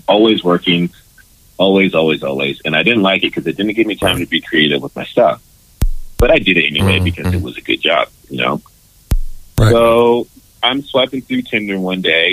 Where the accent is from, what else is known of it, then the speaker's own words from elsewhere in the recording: California, United States; moved away as an adult; also born or lived in Texas; I'm from California